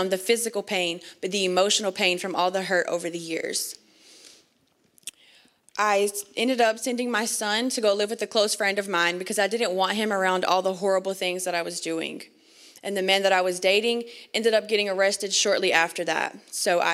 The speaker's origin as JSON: {"language": "English", "region": "North Carolina", "country": "United States", "tie": "born or raised there", "said": "born and raised in North Carolina"}